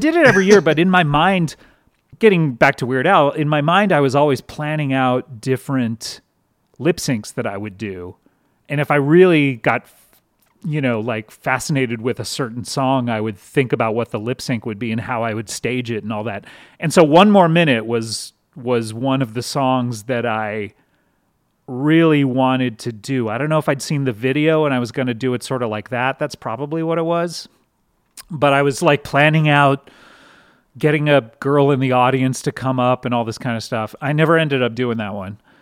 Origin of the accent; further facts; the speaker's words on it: Southern California, United States; I grew up in Southern California